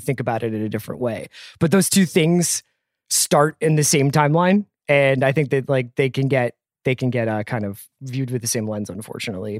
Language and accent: English; Philadelphia, Pennsylvania, United States; I'm from Philadelphia.